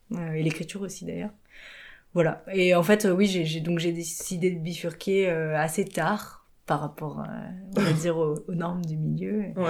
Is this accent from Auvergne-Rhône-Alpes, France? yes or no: no; Nantes, Pays de la Loire, France; also born or lived in Morbihan; je suis française. je suis née à Nantes et j'ai grandi aussi pas mal euh, proche de la mer